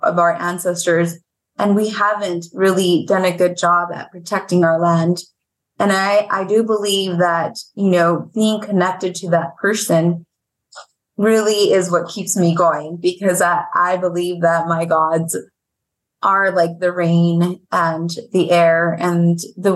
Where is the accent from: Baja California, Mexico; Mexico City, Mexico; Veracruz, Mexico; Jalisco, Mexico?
Veracruz, Mexico; now in Arizona, United States; My grandmother is, you know, 100% indigenous woman of Veracruz, which is where I'm from